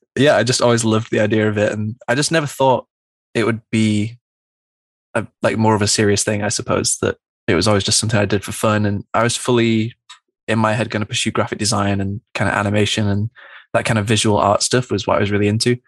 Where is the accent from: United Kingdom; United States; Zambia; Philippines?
United Kingdom; Manchester, North West England; growing up in Manchester, it's a really big music city